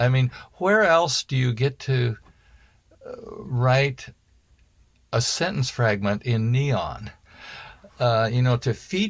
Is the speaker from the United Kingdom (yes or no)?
yes; United Kingdom; Well, maybe I'm British.